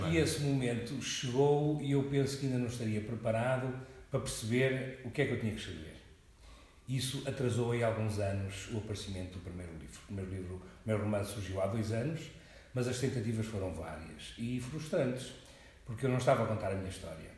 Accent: Coimbra, Centro, Portugal; also born or lived in Angola; Eu nasci em Angola há 60 anos e resido em Coimbra há 50, sensivelmente

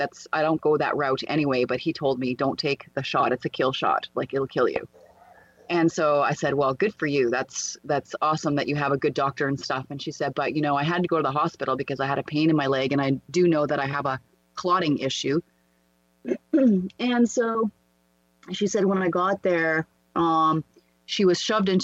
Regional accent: Canada; I was at my hometown

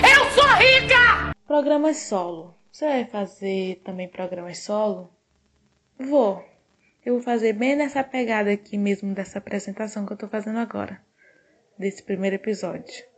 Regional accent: Northeast Region, Brazil; eu sou brasileira e sou nordestina

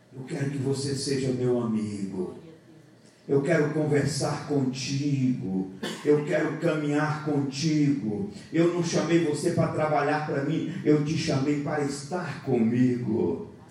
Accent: Bahia, Brazil; moved away; Eu sou baiano, lá na Bahia eu tomava café. Eu vim para aqui agora eu tomo chimarrão

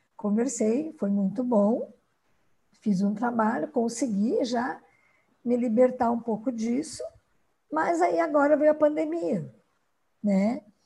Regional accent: Rio Grande do Sul, Brazil; moved away as an adult; now in Sorriso, Brazil; Eu sou gaúcha, me formei no Rio Grande do Sul

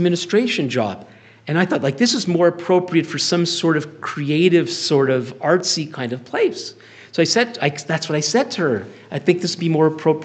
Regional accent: Ottawa, Ontario, Canada; I'm from Ottawa

